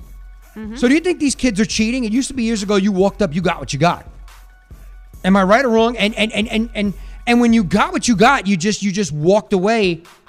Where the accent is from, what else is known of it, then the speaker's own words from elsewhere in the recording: New York area, United States; we're from the New York area.